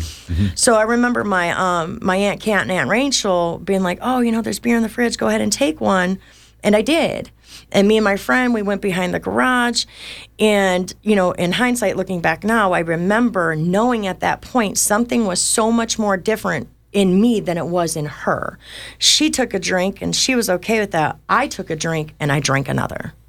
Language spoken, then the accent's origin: English; Detroit, Michigan, United States; I was born in Detroit, Michigan to, to heroin addicts